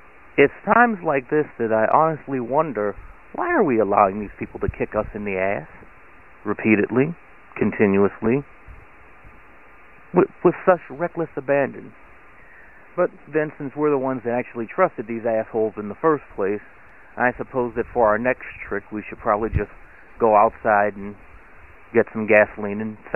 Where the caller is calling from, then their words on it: Akron, Ohio, United States; I'm calling again from Akron, Ohio.